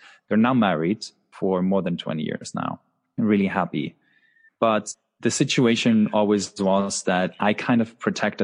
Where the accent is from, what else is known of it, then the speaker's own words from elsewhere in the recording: Husum, Schleswig-Holstein, Germany; I was born in the northernmost part of Germany, a town called Husum